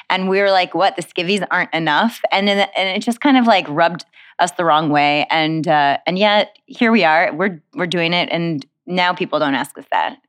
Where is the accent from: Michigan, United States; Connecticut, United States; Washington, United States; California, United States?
Michigan, United States; Detroit; I grew up in Detroit, Michigan